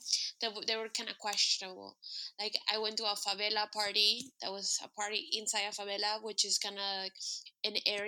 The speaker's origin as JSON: {"language": "English", "country": "United States", "said": "we're American"}